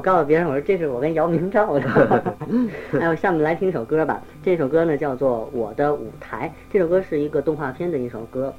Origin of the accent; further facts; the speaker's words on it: China; 作为一个中国人